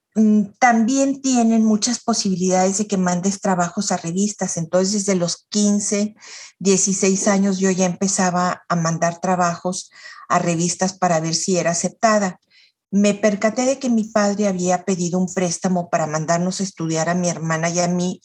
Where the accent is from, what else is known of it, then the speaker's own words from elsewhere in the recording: Chihuahua, Mexico; now in Monterrey, Mexico; Yo soy nacida en Chihuahua de inmigrantes libaneses